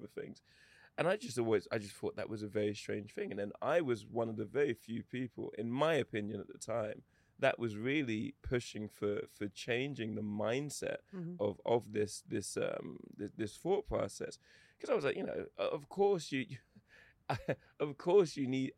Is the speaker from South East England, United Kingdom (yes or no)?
yes; Eastbourne, South East England, United Kingdom; accent: English; also born or lived in Lewisham, London / Toronto, Canada; I grew up predominantly in Eastbourne, which is a coastal town